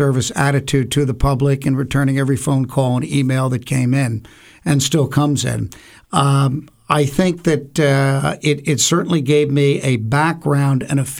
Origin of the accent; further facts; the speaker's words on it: Shrewsbury, New Jersey, United States; Well, I grew up in the Jersey Shore area, actually in Shrewsbury Borough, a small little town in eastern Monmouth County. I was educated in local school systems